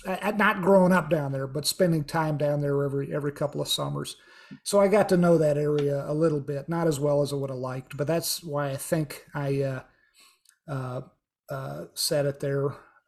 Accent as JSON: {"language": "English", "region": "Virginia", "country": "United States", "tie": "born or raised there", "said": "I grew up, not in Florida. I grew up in Virginia, but we would travel to Florida whenever we could to visit. I had family down there."}